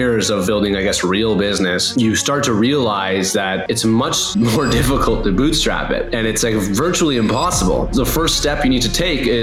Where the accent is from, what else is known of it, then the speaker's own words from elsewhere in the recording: Toronto, Ontario, Canada; I'm born and raised in Toronto.